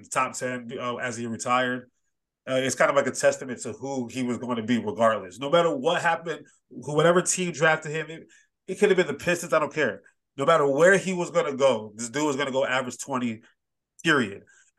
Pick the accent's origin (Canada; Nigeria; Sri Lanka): Nigeria; Like, he played Nigeria this one year, and I'm Nigerian, so I was very conflicted.